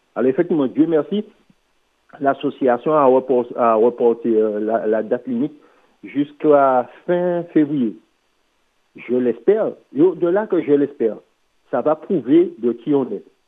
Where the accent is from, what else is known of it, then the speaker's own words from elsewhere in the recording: Martinique; En tant que Martiniquais